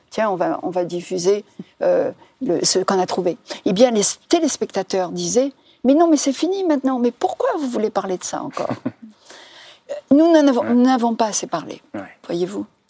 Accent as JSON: {"language": "French", "country": "Algeria", "moved": "as an adult", "lives_now": "France", "said": "je suis algérienne"}